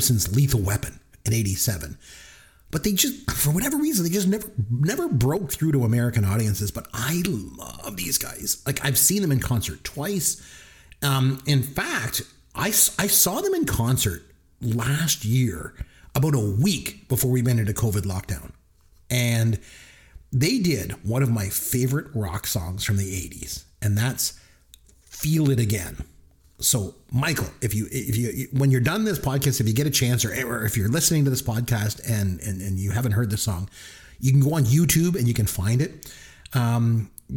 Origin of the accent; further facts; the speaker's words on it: Canada; I'm Canadian